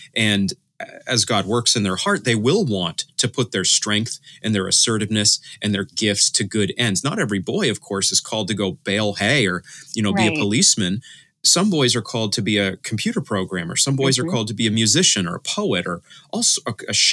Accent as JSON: {"language": "English", "region": "Maine", "country": "United States", "said": "I'm from Maine myself"}